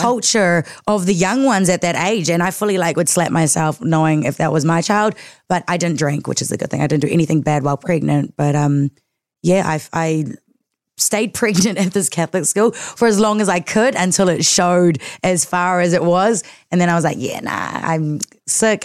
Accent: Auckland, New Zealand; born and raised in South Auckland

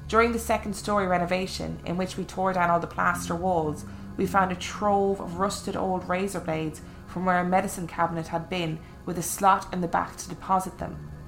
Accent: Illinois, United States; farm was in rural Illinois, near a town of about 900 people, mostly Norwegian farmers. It was like growing up in Lake Wobegon.

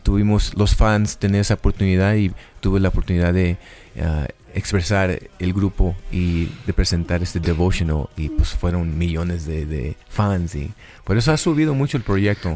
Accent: Los Angeles, California, United States; Yo soy de Los Ángeles, Hollywood

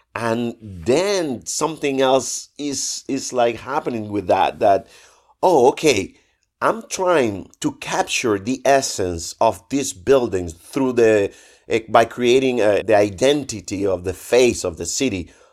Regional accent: Trinidad, Sancti Spíritus, Cuba; moved away as an adult; also born or lived in Havana / Madrid; I was, uh, an art student back in my hometown in Cuba, in Trinidad

